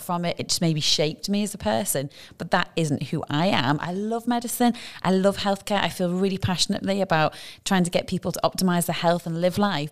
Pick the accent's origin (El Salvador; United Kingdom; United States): United Kingdom; now in Dubai, United Arab Emirates; being British